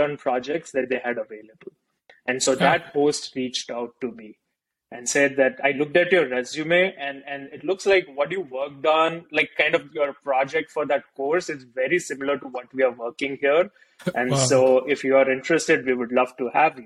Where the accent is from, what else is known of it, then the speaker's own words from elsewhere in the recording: India; moved away as an adult; growing up in India